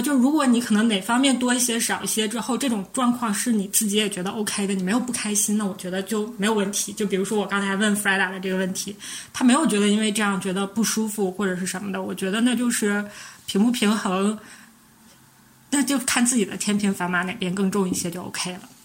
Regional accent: Northeast China, China; 我们是三个来自东北的 ladies

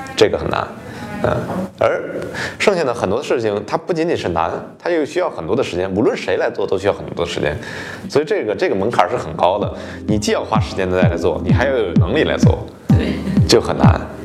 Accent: China; now in United States; 作为一个中国人

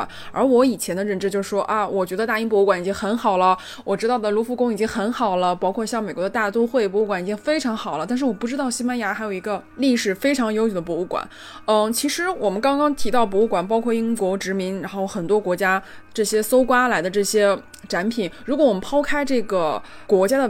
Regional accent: China; 身为一个中国人是很自豪的，会有这种民族自豪感。

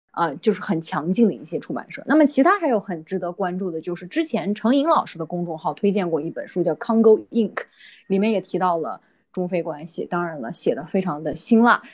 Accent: China; moved away; 我们在中国成长的，中国接受，算是这种，呃，义务教育吧，成长起来本科，本科也是在国内读的

